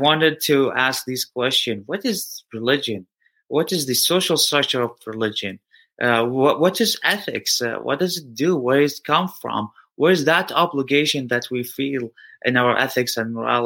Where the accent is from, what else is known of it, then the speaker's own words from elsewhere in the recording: Eugene, Oregon, United States; I was born here in Eugene, Oregon